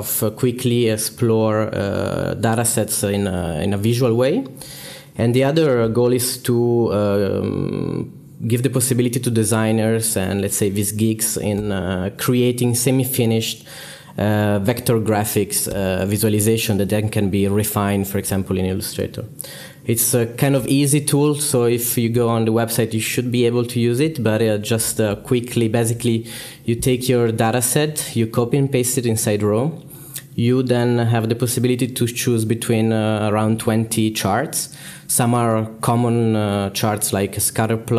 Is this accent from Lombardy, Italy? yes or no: yes; Milan, Lombardy, Italy; I am also from Milan